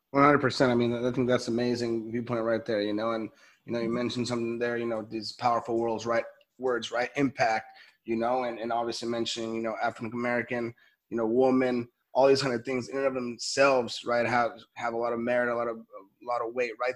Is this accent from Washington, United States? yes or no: no; Los Angeles, California, United States; I'm from, I'm from LA, I'm from Cali